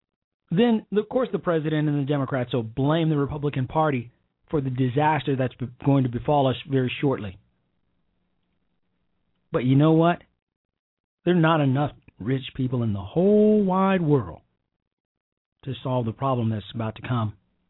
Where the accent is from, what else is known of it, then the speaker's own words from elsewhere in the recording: Chicago, Illinois, United States; accent: country twang; I have a country twang, and I'm from Chicago, and my brothers and sisters don't.